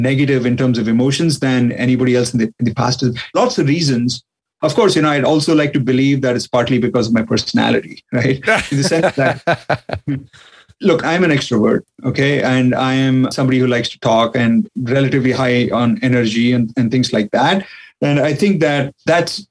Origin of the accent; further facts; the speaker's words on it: India; now in Texas, United States; being Indian